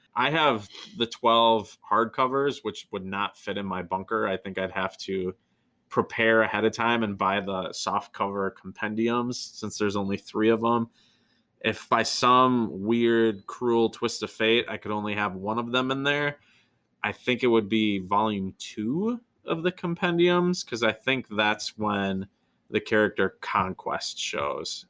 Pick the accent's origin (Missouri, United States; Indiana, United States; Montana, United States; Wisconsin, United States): Wisconsin, United States; near Wausau; a town that is almost my hometown. Wausau, Wisconsin.